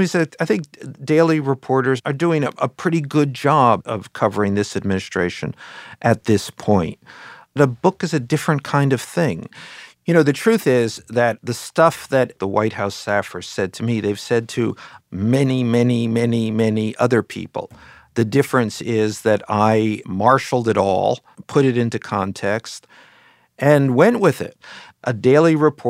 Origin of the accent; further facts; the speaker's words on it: New York, United States; I'm from New York